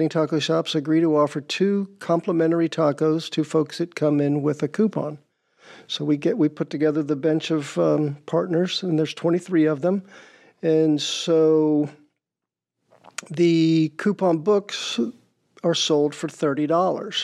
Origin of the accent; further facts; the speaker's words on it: Georgia, United States; now in Rhode Island, United States; I'm from Georgia